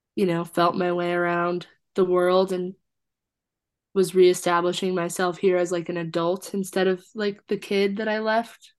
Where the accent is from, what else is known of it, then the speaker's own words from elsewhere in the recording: Fort Collins, Colorado, United States; also born or lived in Wisconsin / Iowa City, Iowa / Longmont, Colorado / Austin, Texas; I was born in Wisconsin, but then moved to Iowa City and spent my whole childhood in Iowa City, but then moved to Fort Collins when I was like 10. So like half of childhood in Iowa and then mm-hmm. half in Fort Collins, Colorado.